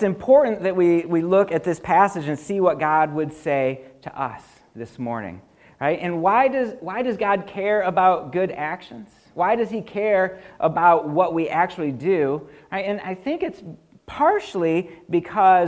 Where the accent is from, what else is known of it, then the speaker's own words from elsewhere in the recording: United States; I'm an American